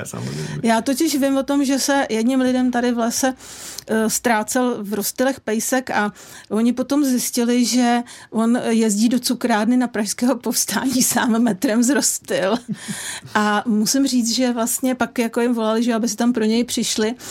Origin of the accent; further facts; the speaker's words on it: Czechia; my Češi